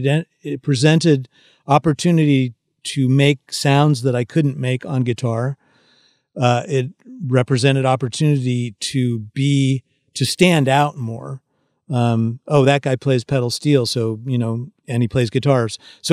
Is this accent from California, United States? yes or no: yes; California, United States; because, you know, I grew up in the San Francisco Bay Area, and which is not exactly known for country and Western music